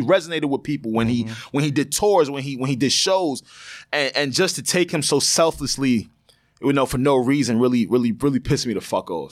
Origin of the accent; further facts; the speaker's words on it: Long Island, New York, United States; That's where me and Savon are from